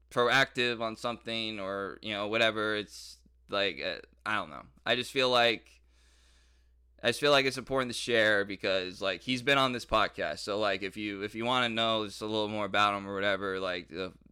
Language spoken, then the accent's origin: English; Detroit, Michigan, United States; like growing up in Detroit and and and all that stuff.